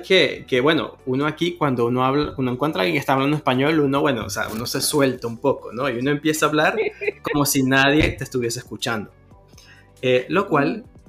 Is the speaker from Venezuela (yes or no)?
yes; Venezuela; now in Toronto, Canada; uno como venezolano